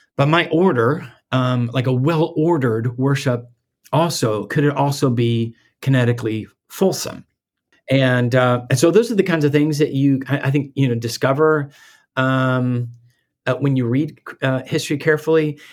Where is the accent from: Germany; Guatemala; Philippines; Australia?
Guatemala; moved away; I, I grew up in Guatemala